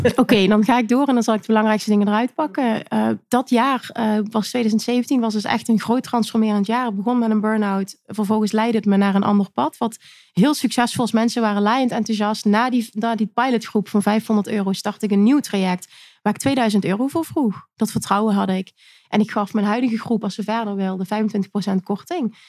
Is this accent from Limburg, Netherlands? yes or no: yes; Limburg, Netherlands; Ik kom uit Limburg